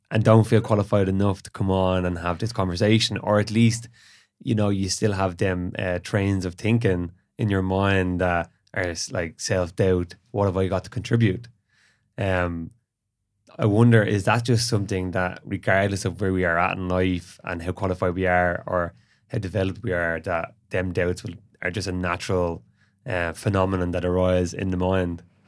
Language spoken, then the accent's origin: English; Ireland; during the period when we were colonized